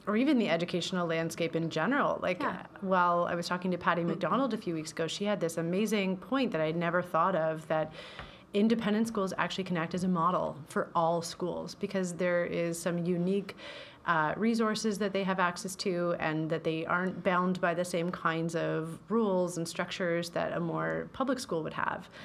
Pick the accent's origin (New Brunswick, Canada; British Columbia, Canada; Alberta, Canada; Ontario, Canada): Ontario, Canada; Belleville; I'm from Belleville